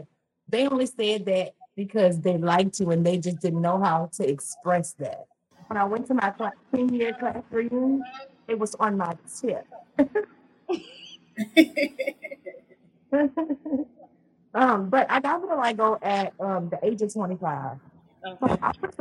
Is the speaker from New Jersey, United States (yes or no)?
no; Louisiana, United States; now in Texas, United States; I'm from Louisiana. That's where I'm originally from. Mm-hmm. I'm in Texas now, but I'm from Louisiana. So I grew up in the South.